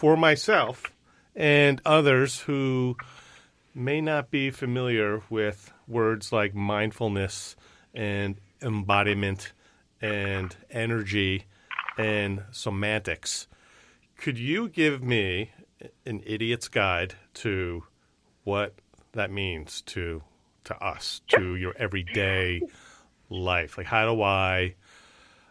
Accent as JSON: {"language": "English", "area": "Long Island", "region": "New York", "country": "United States", "tie": "born or raised there", "said": "growing up in Long Island"}